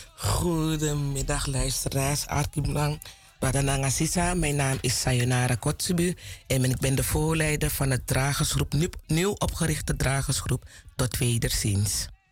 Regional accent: Plantation Zorg en Hoop?, Commewijne, Suriname; Ik kom van Plantage Safiri, daar komen de Kotsebies vandaan, Kommerwijnen

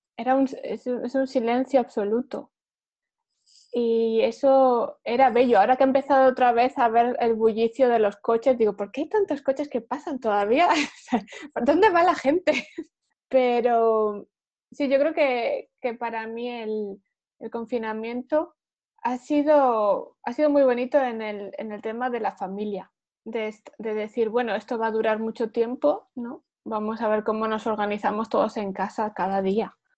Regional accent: Huesca, Aragon, Spain; moved away as an adult; also born or lived in Rotterdam, Netherlands; now in Netherlands; Vengo de España, de Huesca.

